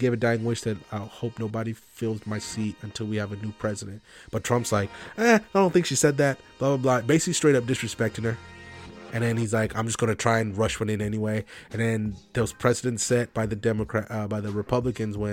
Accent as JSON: {"language": "English", "country": "United States", "said": "as an American"}